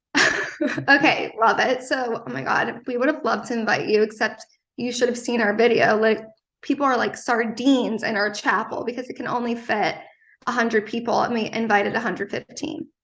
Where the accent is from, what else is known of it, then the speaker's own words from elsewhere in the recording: East Coast, United States; I'm from the East Coast